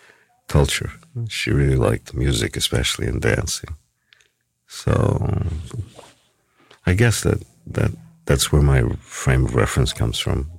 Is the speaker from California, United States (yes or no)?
no; New York City, New York, United States; born there; I was born on 50th Street, between across the street from what used to be Madison Square Garden.